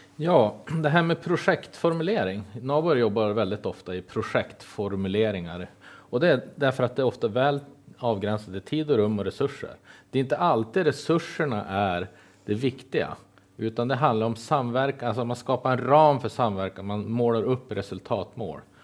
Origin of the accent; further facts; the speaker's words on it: Kiruna, Norrbotten County, Sweden; now in Jämtland, Sweden; jag såg ingen riktig barrskog förrän jag var tre år eftersom jag föddes upp i Kiruna